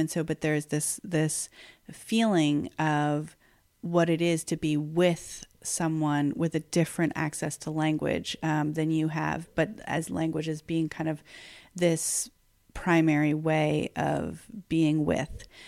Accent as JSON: {"language": "English", "region": "New York", "country": "United States", "tie": "born or raised there", "said": "I've lived in New York forty out of forty-six years of my life"}